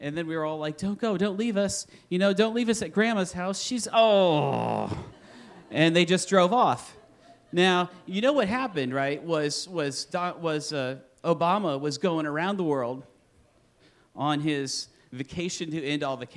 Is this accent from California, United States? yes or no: no; Iowa, United States; I'm from Iowa.